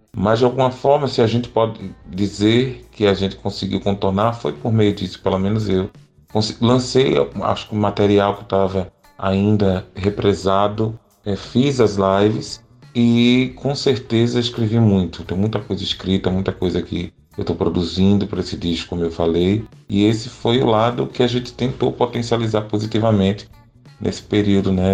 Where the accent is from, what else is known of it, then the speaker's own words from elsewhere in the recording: Pernambuco, Brazil; eu sou um cantor de Pernambuco e canto a pernambucanidade